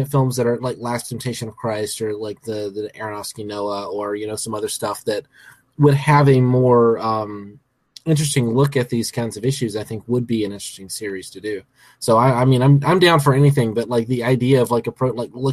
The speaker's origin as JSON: {"language": "English", "region": "Alabama", "country": "United States", "tie": "born or raised there", "said": "I was born and raised in Alabama"}